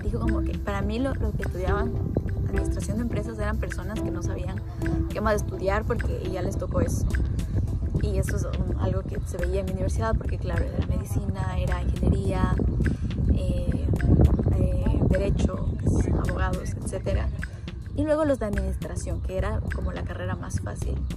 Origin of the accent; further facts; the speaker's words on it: Ecuador; moved away as an adult; also born or lived in United States; now in Dubai, United Arab Emirates; en Ecuador, que es de donde yo soy